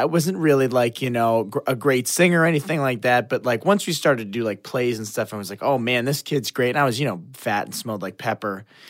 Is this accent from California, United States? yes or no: no; Woodstock, New York, United States; also born or lived in Washington, D.C.; I'm from Woodstock, New York. That's where I grew up for the most part. Originally from D.C., but I grew up for the most part in Woodstock, New York